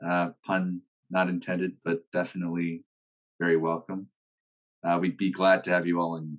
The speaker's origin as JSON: {"language": "English", "town": "Salt Lake City", "region": "Utah", "country": "United States", "moved": "yes", "lives_now": "Berkeley, United States", "said": "I'm a third year bioengineering major. I'm from Salt Lake City, Utah."}